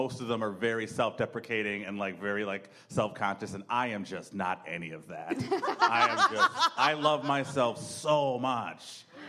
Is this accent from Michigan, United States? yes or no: yes; Grand Rapids, Michigan, United States; I'm from Grand Rapids, Michigan.